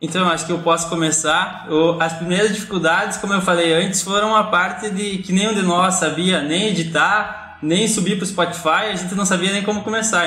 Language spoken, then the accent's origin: Portuguese; Jaboticaba, Rio Grande do Sul, Brazil; eu sou natural de uma pequena cidade aqui do Rio Grande do Sul, do noroeste do estado uma cidade chamada Jaboticaba